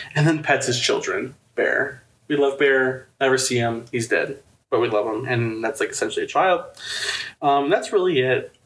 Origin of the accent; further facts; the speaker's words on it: Chicagoland, about an hour from downtown Chicago, Illinois, United States; moved away; I'm from Chicago Land, and I grew. All my family worked in Chicago, and my family's from Chicago. Um, but I grew up about an hour from downtown Chicago